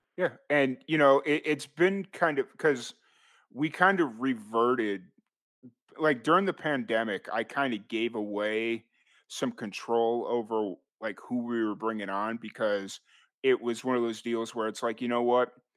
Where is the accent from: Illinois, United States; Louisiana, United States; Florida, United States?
Illinois, United States; Chicago; moved away as an adult; also born or lived in Roswell, New Mexico; I'm originally from Chicago, or the south side of Chicago.